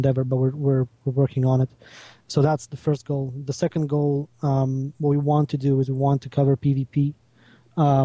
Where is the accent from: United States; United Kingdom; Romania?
Romania; I am from Romania